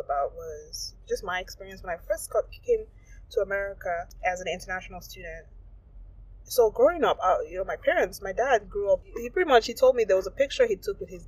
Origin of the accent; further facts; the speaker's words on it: Nigeria; moved away as an adult; as an African growing up in Nigeria